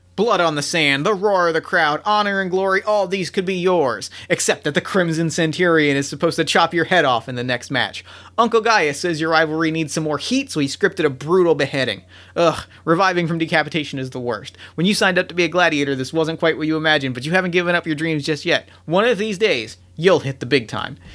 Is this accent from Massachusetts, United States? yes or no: no; New Jersey, United States; I grew up in South Jersey, not far from Atlantic City